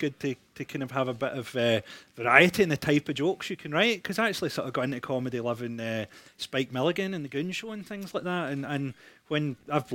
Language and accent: English; Scotland, United Kingdom; I'm Scottish